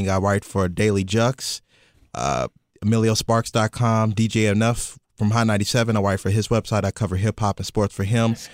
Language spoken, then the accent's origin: English; Kentucky, United States; moved away as an adult; now in New York City, United States; I'm from the South, y'all. Kentucky. If you can't tell by the accent. Uh, born and raised. I'm 26 years old.